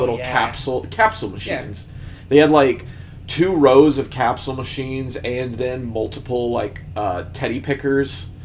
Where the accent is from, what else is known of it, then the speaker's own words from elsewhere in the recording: Iola, Kansas, United States; moved away; we were driving back to my hometown for Christmas break stuff with Haley